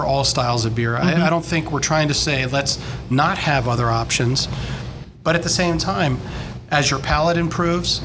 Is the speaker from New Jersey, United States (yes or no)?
yes; New Jersey, United States; growing up in New Jersey